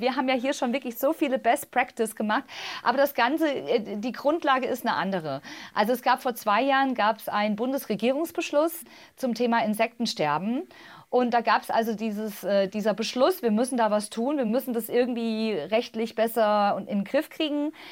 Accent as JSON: {"language": "German", "town": "Tann", "region": "Hesse", "country": "Germany", "tie": "born or raised there", "said": "Ich bin ja im Zonenrandgebiet aufgewachsen, in Tannen der Rhön"}